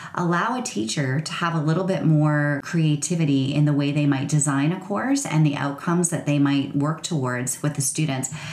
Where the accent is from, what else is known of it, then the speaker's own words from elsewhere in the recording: rural Ontario, Canada; I grew up in rural Ontario